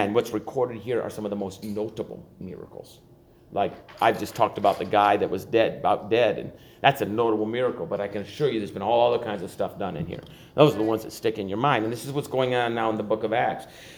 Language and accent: English; Buffalo, New York, United States; I grew up in Buffalo